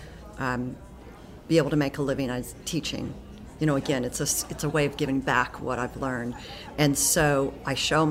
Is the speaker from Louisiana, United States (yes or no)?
yes; Baton Rouge, Louisiana, United States; moved away as an adult; I'm from Baton Rouge, but I moved away for 15 years. And coming back to Baton Rouge to teach at LSU is a way for me to give back